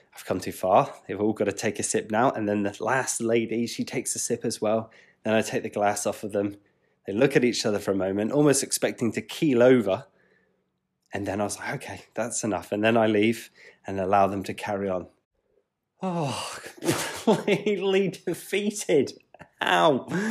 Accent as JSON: {"language": "English", "region": "England", "country": "United Kingdom", "said": "I'm an English chap"}